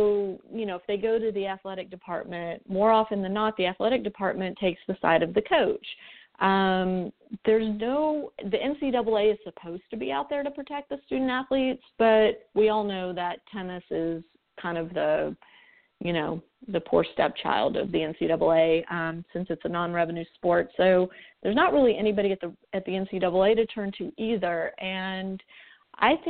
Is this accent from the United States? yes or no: yes; United States; we American parents